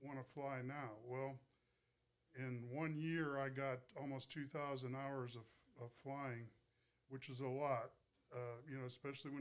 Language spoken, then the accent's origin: English; northeastern Ohio, United States; moved away as an adult; now in Burns, United States; I'm originally from northeastern Ohio